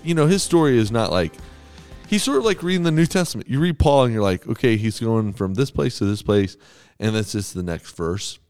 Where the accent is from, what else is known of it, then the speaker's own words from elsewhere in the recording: Texas, United States; I'm from Texas.